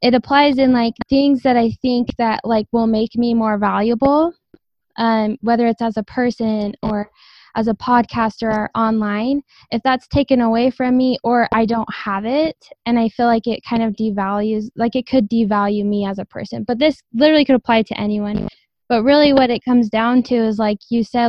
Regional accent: Idaho, United States; I'm from Idaho

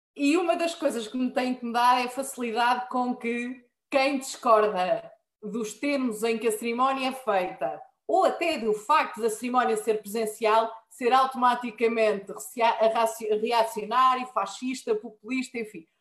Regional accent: Marinha Grande, Centro, Portugal; eu sou da Marinha Grande

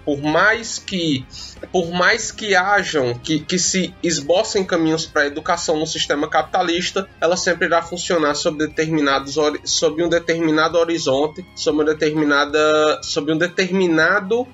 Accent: Juazeiro do Norte, Ceará, Brazil; eu sou nascida, criada e vivo em Juazeiro do Norte

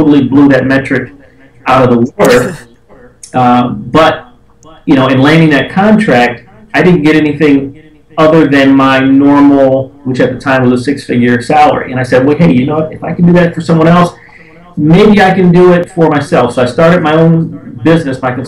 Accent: Detroit, Michigan, United States; born and raised in Detroit

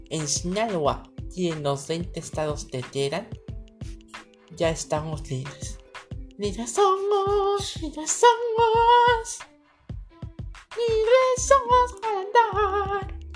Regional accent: Colombia; Soy una drag queen colombiana. Bueno, una drag colombiana, mejor dicho, porque soy hombre, soy un colombiano, carcero. Un colombiano te acabo de salir de Closet hace tres años

